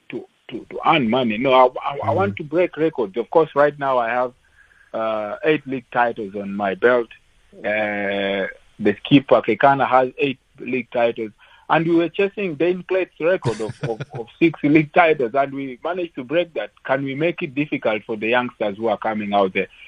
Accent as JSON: {"language": "English", "country": "Uganda", "second_language": "English", "moved": "yes", "lives_now": "South Africa", "said": "I came from from from Uganda. I came to South Africa and mm. played for SuperSport for mm. for four years"}